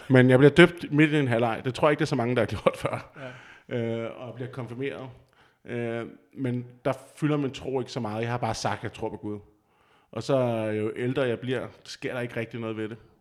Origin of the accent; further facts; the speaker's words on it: just outside Copenhagen, Capital Region of Denmark, Denmark; moved away as an adult; also born or lived in Vejle / Roskilde; now in Aarhus, Denmark; jeg kommer lige uden for København af, og er opvokset